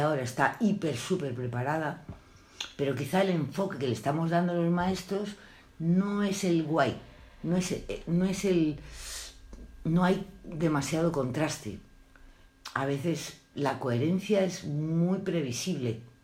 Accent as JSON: {"language": "Spanish", "town": "Madrid", "region": "Community of Madrid", "country": "Spain", "tie": "born or raised there", "said": "Yo nací en Madrid y a los cinco años, seis años había una escuela adelante que era la de África Guzmán"}